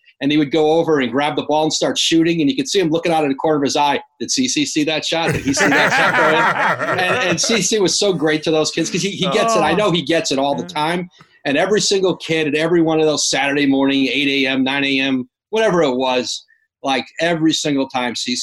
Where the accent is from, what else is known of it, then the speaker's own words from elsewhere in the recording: Bristol, Connecticut, United States; I grew up in Bristol, Connecticut, right down the street from ESPN